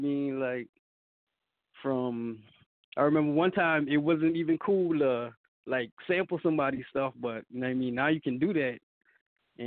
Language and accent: English; South Carolina, United States; I'm from South Carolina, a little town called Ellisville Island.